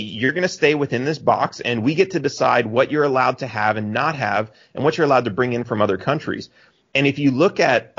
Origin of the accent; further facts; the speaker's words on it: Texas, United States; also born or lived in McAllen, Texas; now in Cancun, Mexico; I'm a Texan